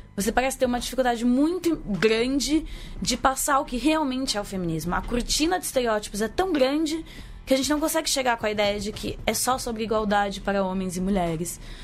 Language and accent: Portuguese; Brazil; nossa identidade enquanto brasileiros